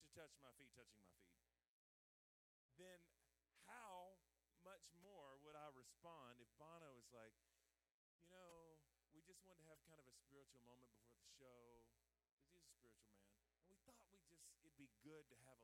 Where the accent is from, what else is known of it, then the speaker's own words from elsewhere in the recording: the South, United States; I'm from the South